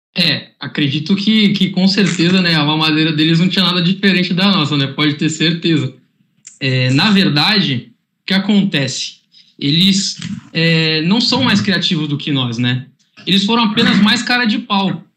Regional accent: Santos, São Paulo, Brazil; sou de Santos, tenho um clima aqui mais tranquilo

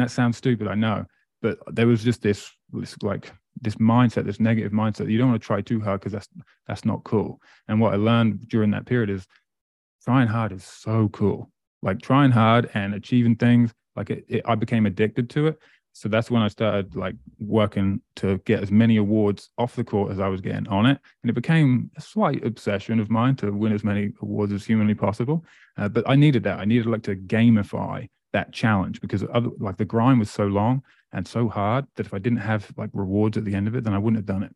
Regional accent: Great Yarmouth, East of England, United Kingdom; moved away as an adult; also born or lived in Presque Isle, Maine; now in Amherst, Canada; I grew up in England, a place called Great Yarmouth

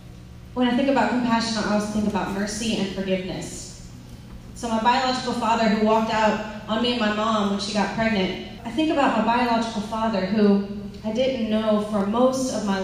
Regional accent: Lafayette, Louisiana, United States; also born or lived in California; I'm from Lafayette

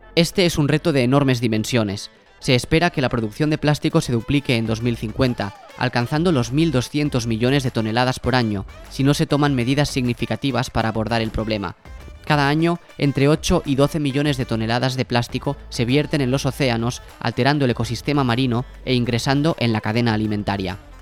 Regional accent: Mollet del Vallès, Catalonia, Spain; Yo soy de Mollet, como Alexia Putellas

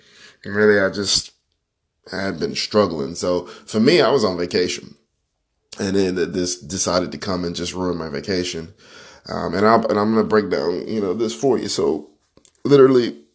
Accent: Panama City, Florida, United States; I am from Panama City, Florida.

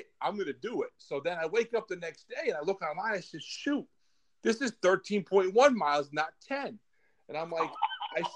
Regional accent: Scranton, Pennsylvania, United States; now in Virginia, United States; I'm from Scranton too. I live in Virginia

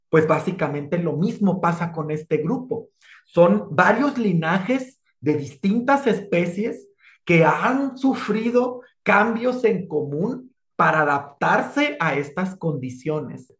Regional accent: Sonora, Mexico; soy de Sonora, ya así hablo

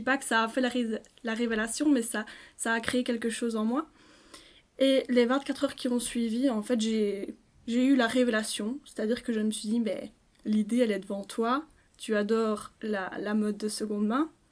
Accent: Liège, Wallonia, Belgium; je suis liégeoise pure souche

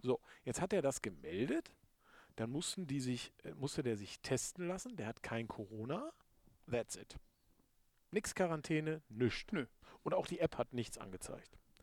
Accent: Lohne, Lower Saxony, Germany; now in Vechta, Germany; Lohne ist ja meine Heimatstadt. Ich wohne in Fechter

